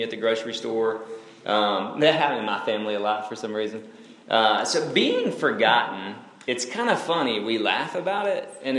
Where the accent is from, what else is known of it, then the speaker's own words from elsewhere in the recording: North Alabama, United States; moved away; I'm originally from Alabama